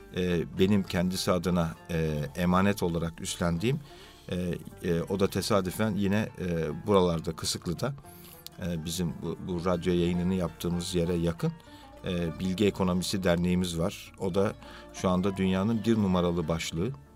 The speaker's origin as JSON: {"language": "Turkish", "region": "Istanbul", "country": "Turkey", "tie": "born or raised there", "said": "1965 e, İstanbul doğumluyum."}